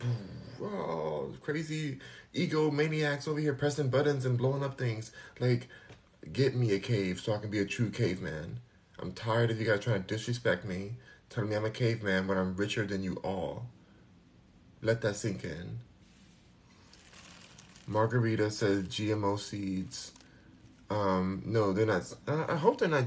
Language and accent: English; United States; I'm American.